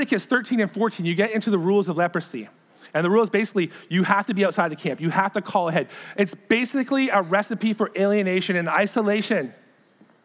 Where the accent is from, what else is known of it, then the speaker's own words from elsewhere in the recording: Sarnia, Hamilton, Ontario, Canada; It's kind of like my hometown, Sarnia, Hamilton